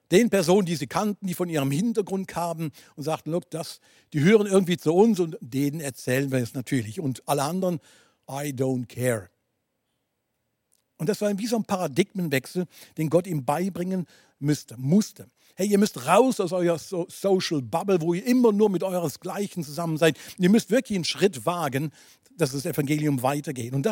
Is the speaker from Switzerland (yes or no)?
yes; Basel, Switzerland; Ähm, du weißt, ich komme aus der Region Basel.